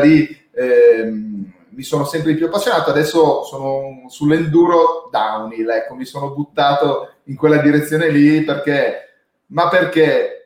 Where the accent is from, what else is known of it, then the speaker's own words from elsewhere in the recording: Domodossola, Piedmont, Italy; essendo nato e cresciuto a Domodossola